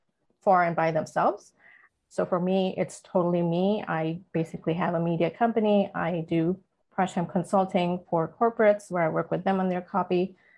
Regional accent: India; also born or lived in Middle East / Atlanta; now in Los Angeles, United States; My background, though, I was born and raised in India, partly also in the Middle East. We've moved to the US about 16 years ago and lived in Atlanta. So been on the East Coast and now live here in LA on the West Coast.

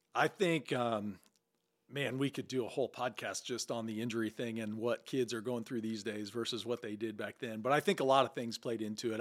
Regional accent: Valmeyer, Illinois, United States; I was born and raised in Valmeyer

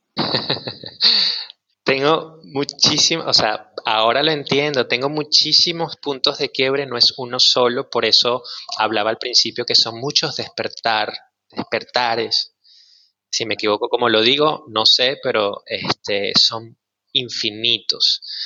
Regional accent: Maracay, Aragua, Venezuela; moved away as an adult; also born or lived in Caracas; now in Mexico; Nací en Caracas y crecí en una ciudad que se llama Maracay

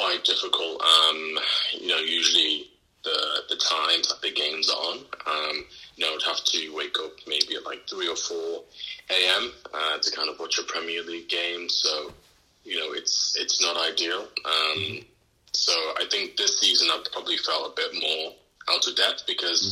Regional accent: Liverpool, North West England, United Kingdom; moved away as an adult; also born or lived in Manchester; growing up in Liverpool

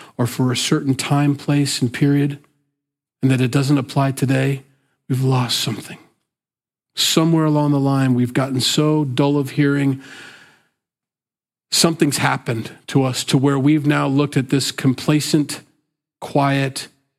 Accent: Sioux City, Iowa, United States; I'm from the Midwest, I'm from Sioux City, Iowa, just so you think I didn't come from like a coast and think, you backwards hicks. No, I'm a hick. I was born here

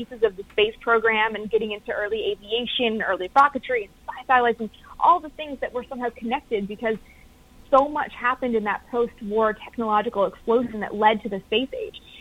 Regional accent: Canada

